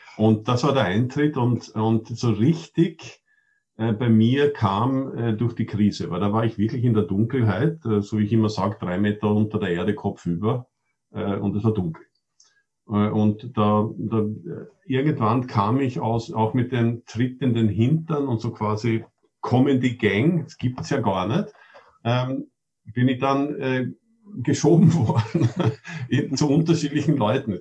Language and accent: German; Austria; ich bin Österreicher, aber Schwedisch, wenn ich will, schalte ich um und bin Schwede